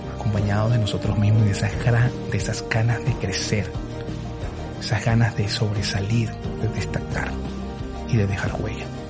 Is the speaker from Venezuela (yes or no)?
yes; Venezuela; moved away as an adult; Cuando yo salí de Venezuela hace ocho años, me costó muchísimo desapegarme de todo lo que en algún momento fui, sobre todo de mi familia, de mis abuelos